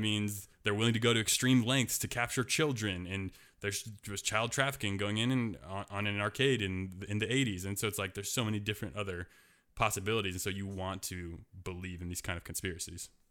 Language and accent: English; Portland, Oregon, United States; my hometown is Portland, Oregon